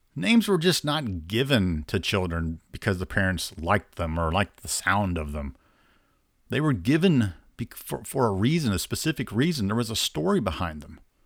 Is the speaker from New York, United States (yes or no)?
no; Indiana, United States; I'm from Indiana